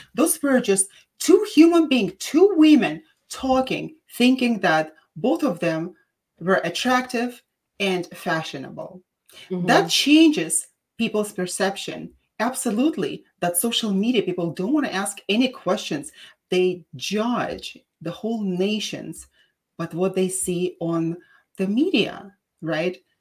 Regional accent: Russia; accent: Russian; English is a second language; now in San Diego, United States; They asked me where my accent was from, and I said Russian

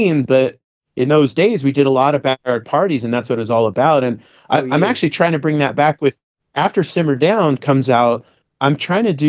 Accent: Simi Valley, California, United States; I grew up in Simi Valley.

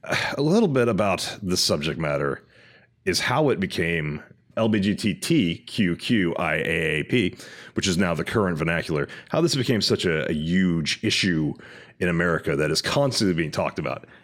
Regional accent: Texas, United States; now in California, United States; I am from Texas, which is a red state, and moved out to California.

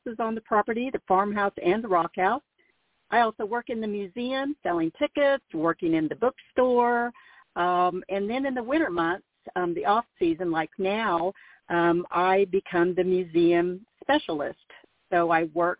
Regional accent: Mansfield, Missouri, United States; growing up in Mansfield

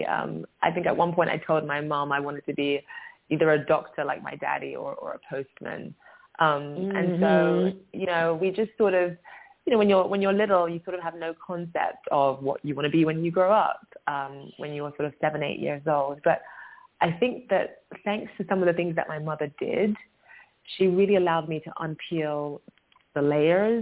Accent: London, United Kingdom; we were raised in London

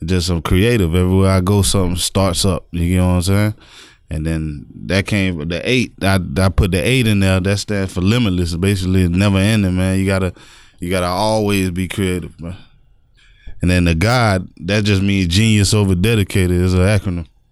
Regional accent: North Lauderdale, Florida, United States; Growing up in North Lauderdale

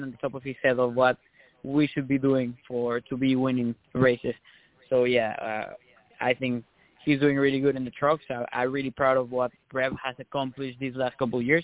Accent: Mexico; moved away; I come from Mexico

